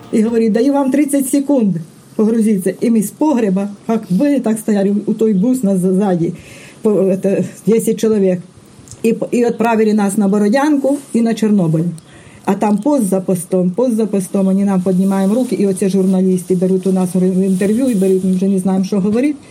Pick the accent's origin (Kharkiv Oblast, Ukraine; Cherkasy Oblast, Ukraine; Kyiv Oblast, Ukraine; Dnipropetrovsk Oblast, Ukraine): Kyiv Oblast, Ukraine; Irpin; в моєму рідному місті Ірпіні